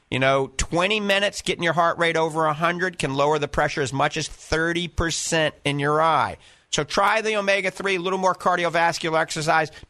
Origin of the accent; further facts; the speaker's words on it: Clearwater, Florida, United States; You know, it's just a hop, skip, and a jump from where we're from Clearwater.